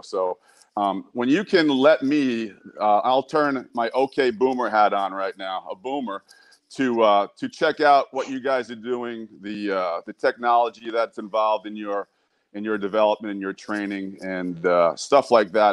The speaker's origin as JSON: {"language": "English", "region": "New York", "country": "United States", "said": "I'm from New York"}